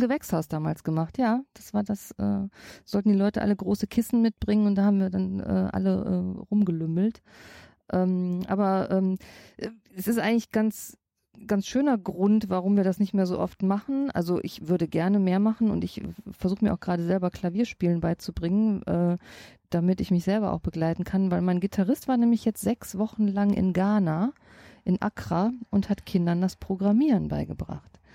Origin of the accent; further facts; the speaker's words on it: Düsseldorf, North Rhine-Westphalia, Germany; Ich sag Bütchen. Ich komme aus Oberbilk, ich sag Bütchen